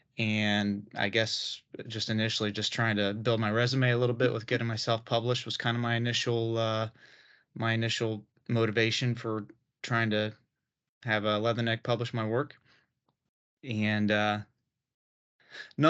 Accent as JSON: {"language": "English", "region": "Ohio", "country": "United States", "tie": "born or raised there", "moved": "as an adult", "lives_now": "Richmond, United States", "said": "I'm originally from Ohio. My family still lives there. That's where I was born and raised"}